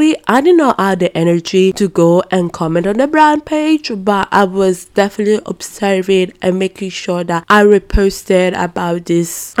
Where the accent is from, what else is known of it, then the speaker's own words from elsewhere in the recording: Brescia, Lombardy, Italy; English is a second language; moved away; I'm from Brescia and it's in the Lombardia region